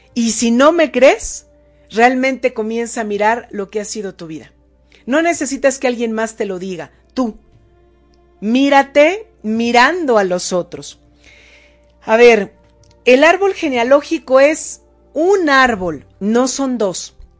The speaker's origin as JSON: {"language": "Spanish", "region": "State of Mexico", "country": "Mexico", "tie": "born or raised there", "moved": "yes", "lives_now": "Puebla, Mexico", "said": "ahora estoy en Puebla, pero yo nací en el Estado de México"}